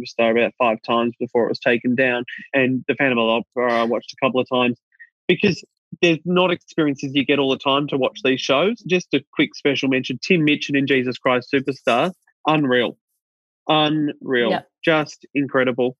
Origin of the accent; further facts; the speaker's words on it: Australia; I'm Australian